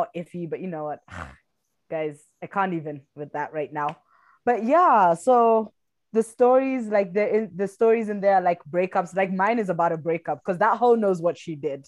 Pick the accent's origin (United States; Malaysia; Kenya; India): Kenya; also born or lived in South Africa; I'm East African. I'm Kenyan.